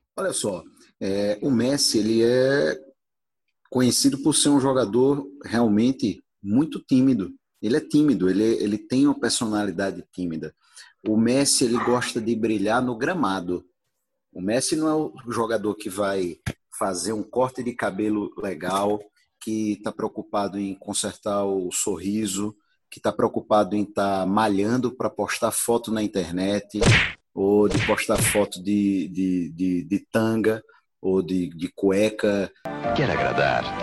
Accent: Brazil; que sou brasileiro

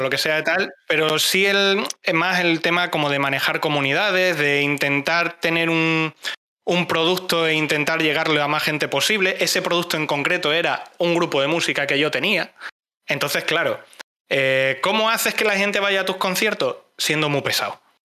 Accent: Cáceres, Extremadura, Spain; Soy de Cáceres

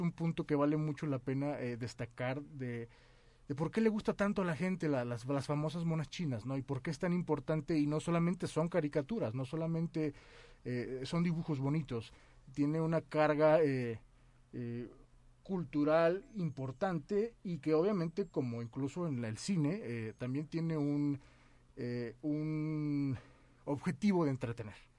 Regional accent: Mexico

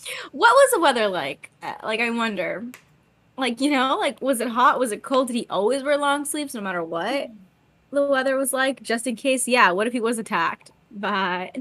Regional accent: United States; I'm American

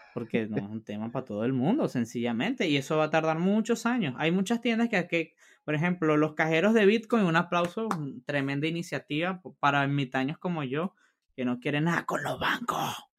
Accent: Venezuela; moved away; en mi país natal, en Venezuela

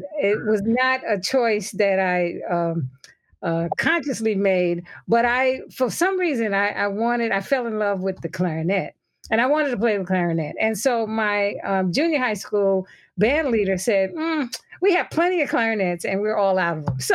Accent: New York City, New York, United States; I grew up in the media capital, so New York City

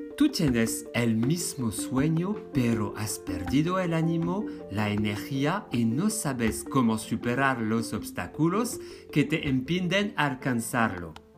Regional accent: France; moved away as an adult; now in Spain; yo soy francés.

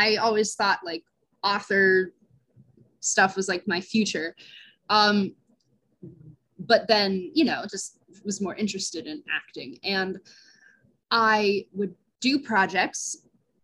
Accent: Johnstown, Pennsylvania, United States; I grew up in Johnstown, Pennsylvania.

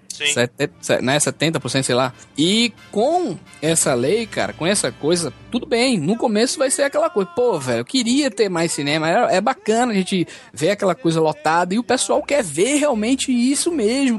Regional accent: Recife, Pernambuco, Brazil; aqui em Recife, né, na minha terra

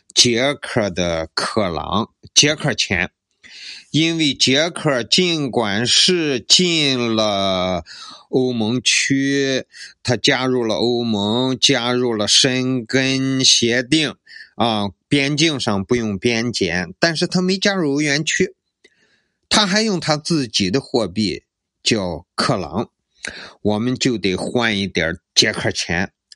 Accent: Qingdao, Shandong, China; 我身为青岛人还真是挺自豪的

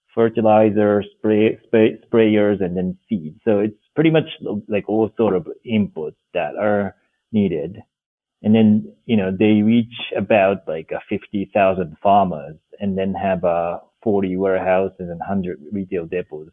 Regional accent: Japan; moved away as an adult; also born or lived in Washington D.C., United States / Senegal; now in Nairobi, Kenya; so I'm originally from Japan, uh, born and grew up grew up on rural rice farm

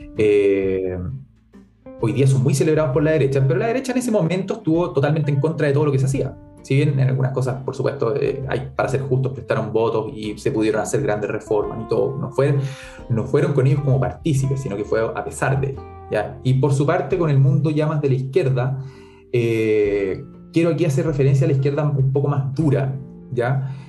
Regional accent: Chile; nosotros somos chilenos y no somos españoles porque somos mestizos

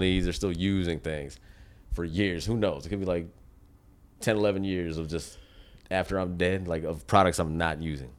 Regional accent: United States; as an American

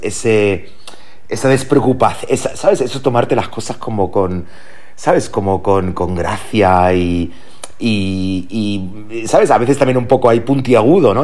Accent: Germany; moved away as an adult; now in Spain; allí nací en Alemania y, esa, esa etapa de los 0 años a los 22 me ha marcado

